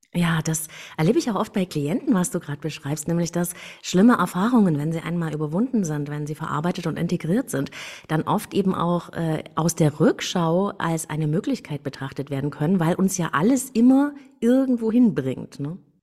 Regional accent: East Germany, Germany; ich bin in der DDR geboren. Ich hätte nie gedacht, dass, dass die mal ein Ende haben würde, als ich da so aufwuchs

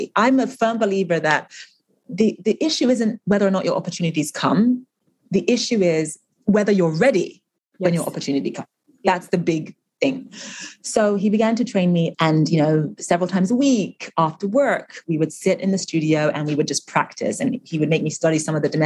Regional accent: London, United Kingdom; also born or lived in Nigeria; I was born in London, but obviously my family's from Nigeria

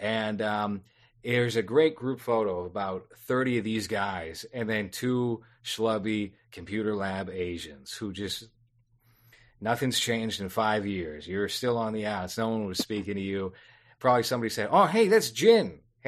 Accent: Boston, Massachusetts, United States; also born or lived in Quincy; I grew up in South Boston, which is pretty diverse, even though it's mostly like Irish Catholic, but you still have like a pretty prominent Black community. And then I grew up in the projects of Quincy

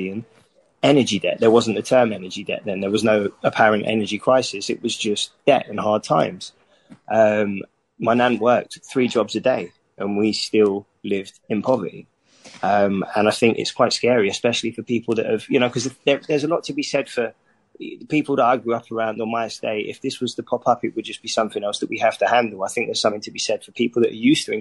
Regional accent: London, United Kingdom; when I was growing up there, you quite literally couldn't pay people to live there

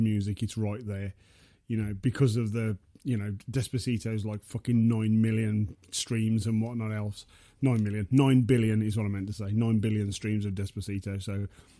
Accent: Black Country, West Midlands, United Kingdom; I'm from the Black Country, so I'm a god man

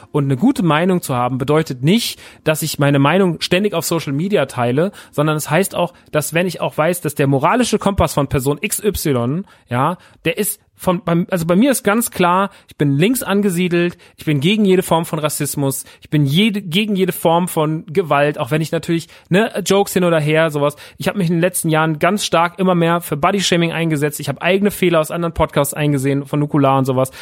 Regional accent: Aschaffenburg, Bavaria, Germany; wäre in Aschaffenburg gewesen, meine Heimat

